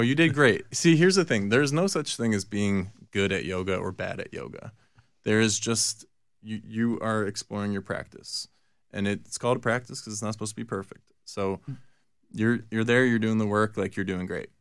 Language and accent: English; New Jersey, United States; I was born in Jersey